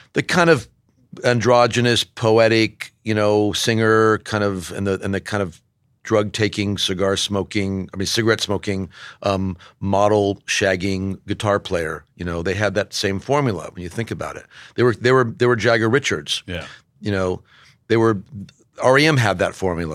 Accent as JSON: {"language": "English", "region": "Southern California", "country": "United States", "tie": "born or raised there", "also_born_or_lived": "Bay Area", "moved": "yes", "lives_now": "New York, United States", "said": "I grew up in Southern California"}